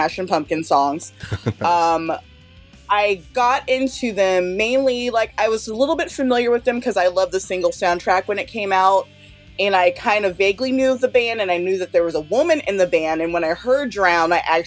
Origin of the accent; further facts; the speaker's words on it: Sacramento, California, United States; I am a fan from Sacramento, California